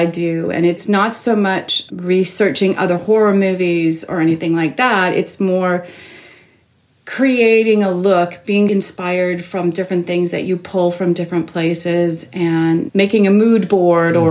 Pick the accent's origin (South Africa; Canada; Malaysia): Canada; Toronto, Ontario; I grew up in Toronto, born and raised